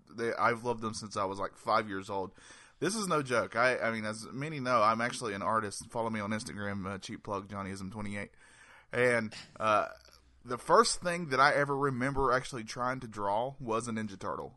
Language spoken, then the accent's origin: English; North Carolina, United States; I'm from North Carolina.